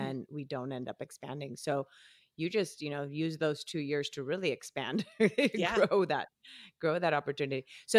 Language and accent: English; Colombia; now in United States; even though I moved here from Colombia, I knew English all my life.